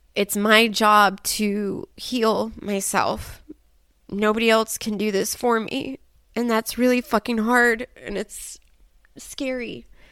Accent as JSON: {"language": "English", "country": "United States", "said": "being an American woman with all of this trauma"}